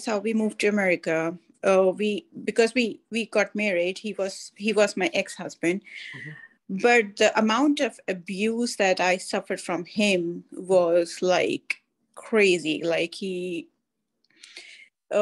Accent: India; moved away as an adult; now in United States; I was born in India

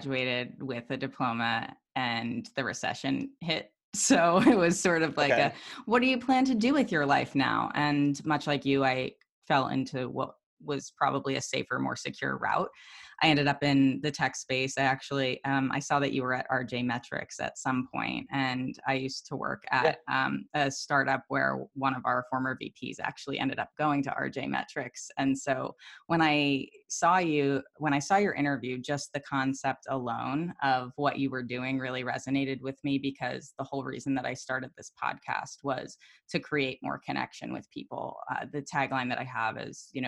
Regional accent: Doylestown, Pennsylvania, United States; I lived in Bucks County, Doylestown area most of my life.

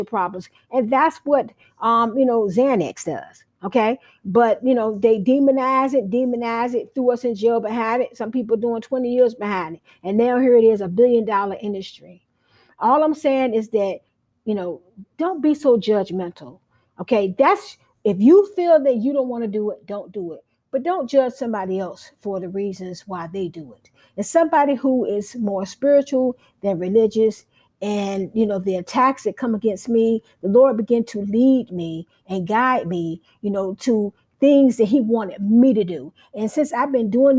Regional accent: United States; as being African American

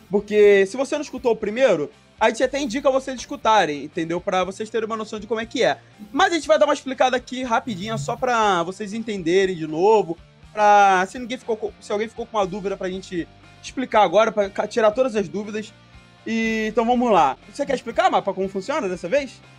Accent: São João del-Rei, Minas Gerais, Brazil; É pertinho, eu sou de São João.

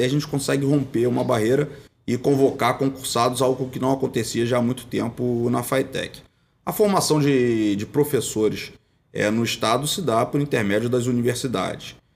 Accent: Região dos Lagos, Rio de Janeiro, Brazil; Eu fui advogado lá na minha região, região dos Lagos

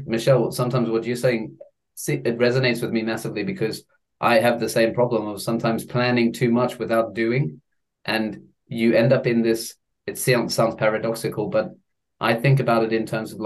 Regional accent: Eswatini; I grew up in Swaziland

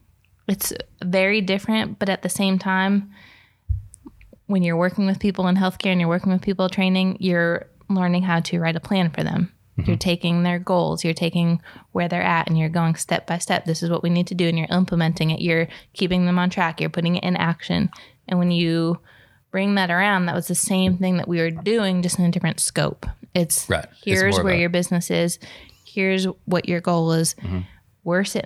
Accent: New York, United States; I'm from New York. I talk fast.

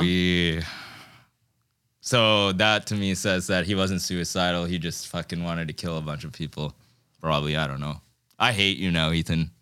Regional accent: Fiji; I'm from Fiji

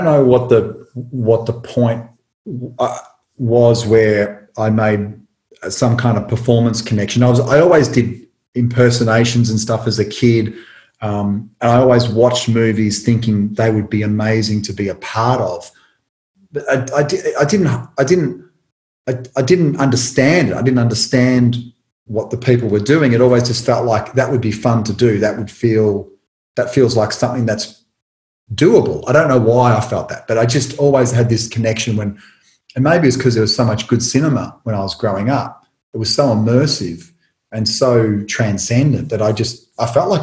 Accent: Tullamarine, Victoria, Australia; where I grew up in Tullamarine

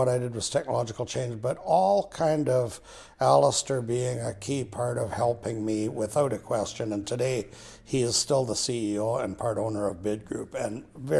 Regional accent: Vanderhoof, British Columbia, Canada; growing up in Vanderhoof with grade 11

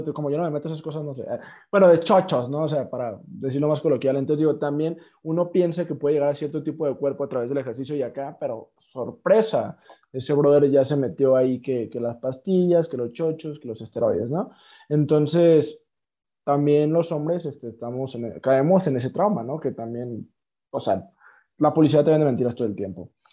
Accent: Mexico; nosotros como mexicanos

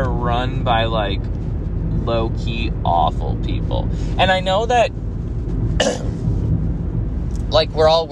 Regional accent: Central New York, United States; It's actually a decently large city that I grew up

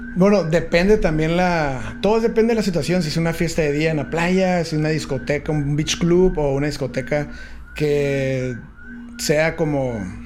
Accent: San Diego, California, United States; now in Tijuana, Mexico; nací en Estados Unidos, en San Diego. Ajá. También soy aquí de, Yo me considero de Tijuana, pero nací en San Diego. Fui a la escuela allá y todo

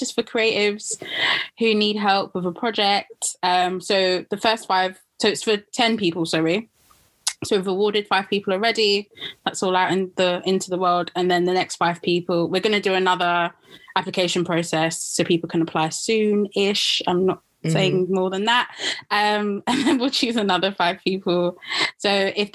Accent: Jamaica; I'm Jamaican, but I'm a descendant of African people

